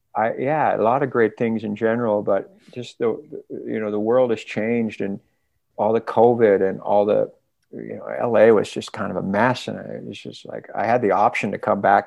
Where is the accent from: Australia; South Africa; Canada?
Canada; also born or lived in Los Angeles, California; now in British Columbia, Canada; I'm Canadian